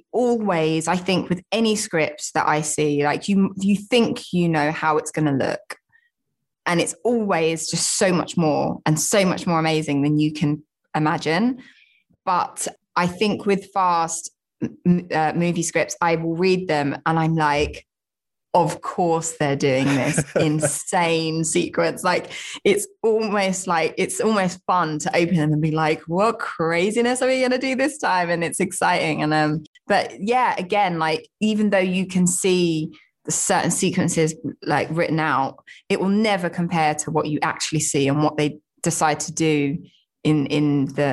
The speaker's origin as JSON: {"language": "English", "town": "Southend-on-Sea", "region": "East of England", "country": "United Kingdom", "tie": "born or raised there", "lives_now": "London, United Kingdom", "said": "I'm not like native to London. I grew up just outside in Southend-on-Sea in Essex, but I have lived in London for many years. Like a lot of my family are from London."}